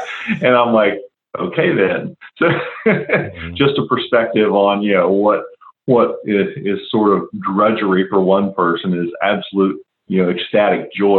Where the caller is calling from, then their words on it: West Chester, Ohio, United States; A little north of Cincinnati, Ohio. Okay. A town most people have never heard of called Westchester, Ohio.